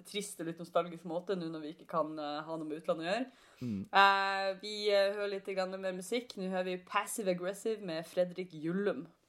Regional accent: Northern Norway, Norway; jeg er fra Nord-Norge

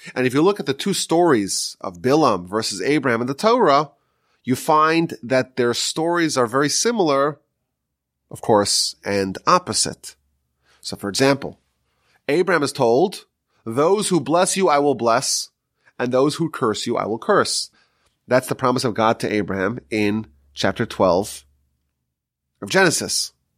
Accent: New York, United States; now in Texas, United States; I'm from New York still

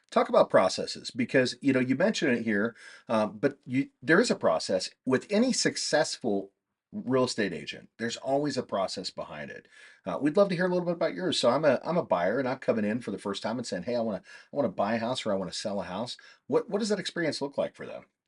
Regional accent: Kansas, United States; moved away; I'm from Kansas originally

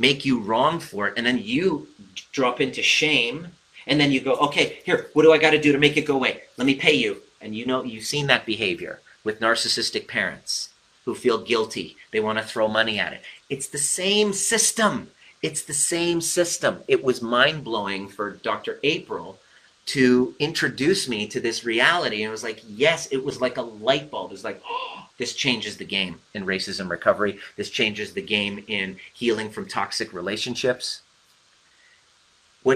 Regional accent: Iran; I'm Persian.

